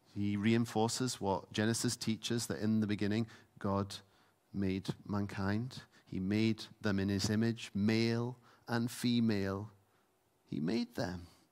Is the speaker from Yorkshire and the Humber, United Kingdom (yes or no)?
no; Isle of Lewis, Scotland, United Kingdom; I grew up on the Isle of Lewis.